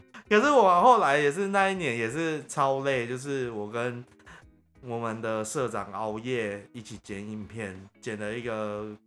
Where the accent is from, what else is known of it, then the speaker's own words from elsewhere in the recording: Taiwan; accent: Taiwanese Mandarin; 我有点台湾国语